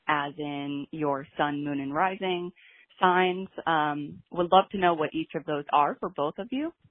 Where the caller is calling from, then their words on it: Brooklyn, New York, United States; I am calling from Brooklyn, New York